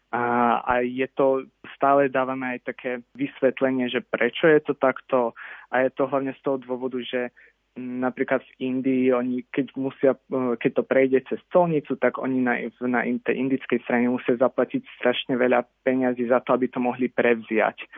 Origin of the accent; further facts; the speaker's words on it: Slovakia; že som sa narodil niekde na Slovensku